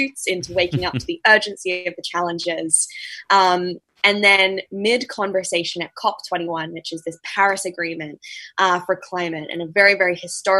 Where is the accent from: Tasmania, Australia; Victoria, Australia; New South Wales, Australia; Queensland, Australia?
Queensland, Australia; tropical North; I grew up in Australia's tropical North Queensland.